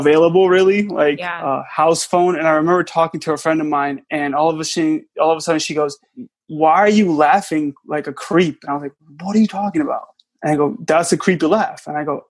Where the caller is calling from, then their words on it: South Florida, United States; I'm calling from South Florida.